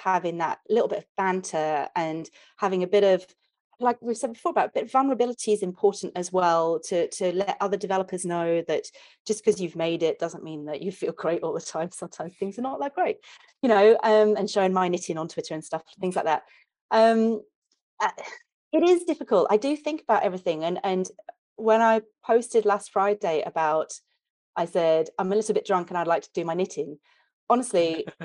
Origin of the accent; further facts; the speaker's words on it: England, United Kingdom; accent: British; I'm English